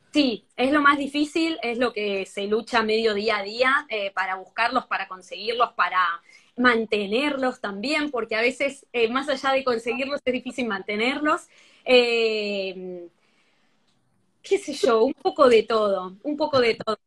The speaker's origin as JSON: {"language": "Spanish", "country": "Argentina", "moved": "yes", "lives_now": "Spain", "said": "yo soy argentina viviendo aquí en España"}